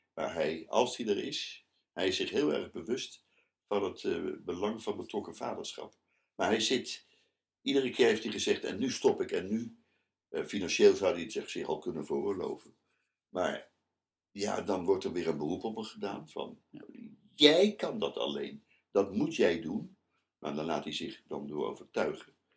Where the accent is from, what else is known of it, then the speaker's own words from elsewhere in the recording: The Hague, South Holland, Netherlands; moved away as an adult; also born or lived in Amsterdam; Ik ben eh, geboren in Den Haag. Ik heb daar alle middelbare school en basisschool